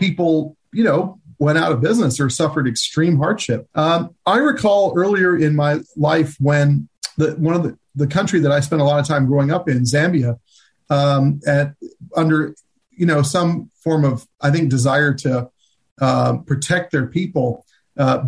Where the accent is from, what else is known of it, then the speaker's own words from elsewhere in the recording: United States; as an American